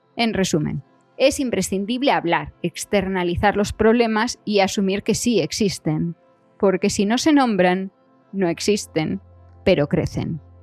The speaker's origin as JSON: {"language": "Spanish", "region": "Galicia", "country": "Spain", "also_born_or_lived": "Madrid / Switzerland", "moved": "as an adult", "said": "yo soy gallega"}